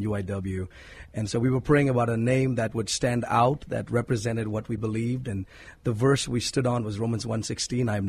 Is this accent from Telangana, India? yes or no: yes; Hyderabad, Telangana, India; moved away as an adult; now in San Antonio, United States; I was born and raised in India, in a city called Hyderabad in South India.